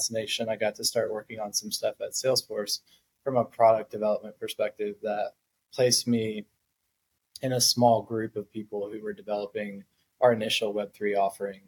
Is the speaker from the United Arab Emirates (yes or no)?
no; South Florida, United States; also born or lived in Atlanta; now in New York, United States; I grew up in South Florida.